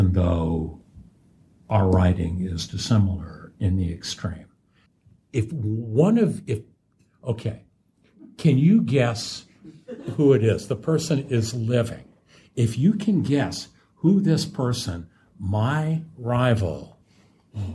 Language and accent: English; United States; I'm an American